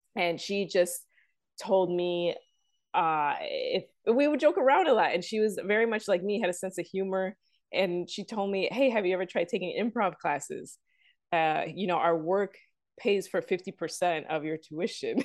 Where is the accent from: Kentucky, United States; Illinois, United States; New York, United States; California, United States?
Illinois, United States; Chicago; I'm from the south side of Chicago